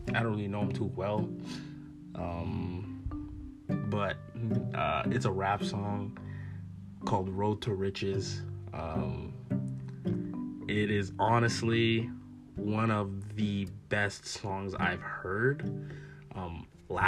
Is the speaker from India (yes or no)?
no; Calgary, Alberta, Canada; I'm from Calgary